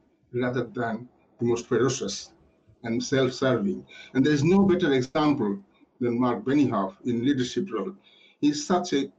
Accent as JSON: {"language": "English", "town": "Kolkata", "region": "West Bengal", "country": "India", "tie": "born or raised there", "also_born_or_lived": "Yorkshire, England", "moved": "yes", "lives_now": "United Kingdom", "said": "I was born in Calcutta, where Mother Teresa set up her first missionaries of charities"}